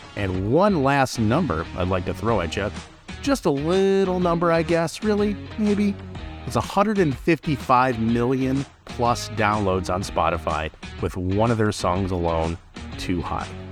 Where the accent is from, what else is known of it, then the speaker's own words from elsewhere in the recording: Michigan, United States; now in Florida, United States; I'm from Michigan